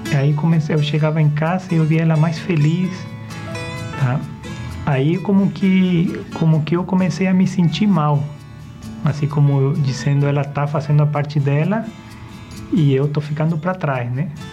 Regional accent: Bolivia; eu fui criado numa cidade na Bolívia bem pequena

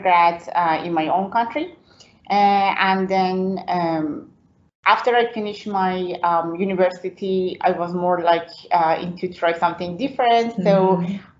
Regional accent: Iran; English is a second language; moved away as an adult; now in Belfast, United Kingdom; So I was born in Iran

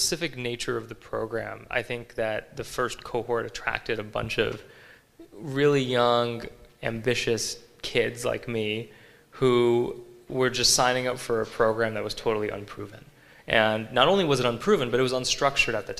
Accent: United States; moved away as an adult; now in Berlin, Germany; I'm still American

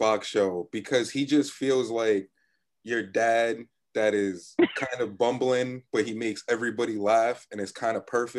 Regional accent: Boston, Massachusetts, United States; I'm originally from Boston.

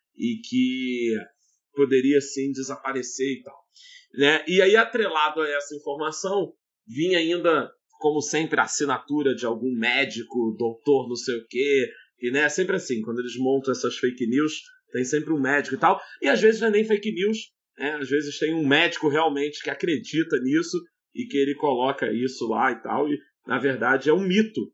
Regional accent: Rio de Janeiro, Brazil; nós somos do Rio de Janeiro

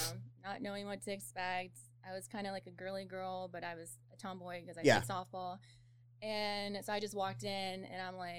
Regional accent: Chandler, Arizona, United States; also born or lived in Australia; I'm born and raised in Chandler, Arizona.

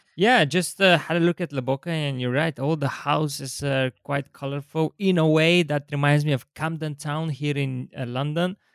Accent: Bulgaria; I'm from Bulgaria

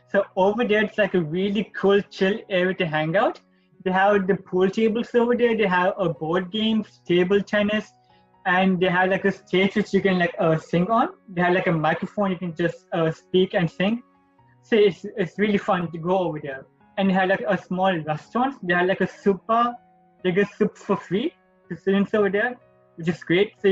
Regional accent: Sri Lanka; moved away as an adult; now in Toronto, Canada; I'm from... international. I came from Sri Lanka.

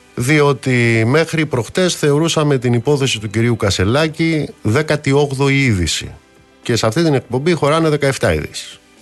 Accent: Amaliada, Western Greece, Greece; moved away; στην πατρίδα μου κάτω στην Αμαλιάδα

